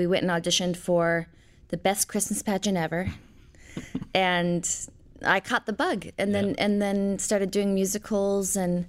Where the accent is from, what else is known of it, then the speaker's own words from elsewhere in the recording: Portland, Oregon, United States; also born or lived in Knoxville, United States / Twin Falls, United States / Fairfax, United States; I was born in Knoxville, Tennessee. I was raised, I would say, primarily in Portland, Oregon, in Twin Falls, Idaho, and Fairfax, Virginia.